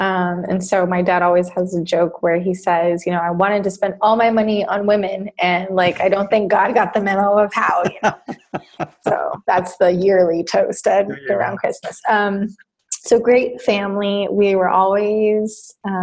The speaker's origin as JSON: {"language": "English", "country": "Costa Rica", "tie": "born or raised there", "also_born_or_lived": "Texas", "moved": "as an adult", "lives_now": "United States", "said": "I was born in Texas and I grew up in Costa Rica for 18 years."}